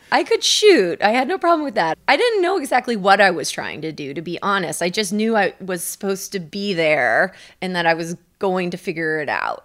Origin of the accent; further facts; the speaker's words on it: United States; also born or lived in India / Kenya; I grew up in the United States.